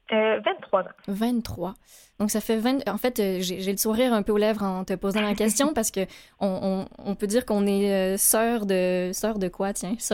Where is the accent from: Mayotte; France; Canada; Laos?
Canada; Mauricie, Quebec; je suis native de la région de la Mauricie